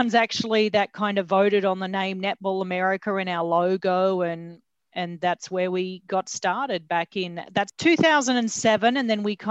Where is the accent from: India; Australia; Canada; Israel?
Australia; moved away as an adult; now in United States; I'm from Australia